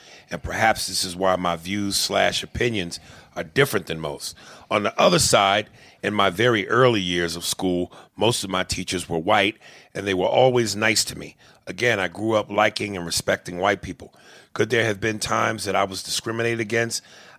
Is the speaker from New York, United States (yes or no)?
yes; Bronx, New York, United States; I grew up poor in the Bronx on welfare with my grandmother.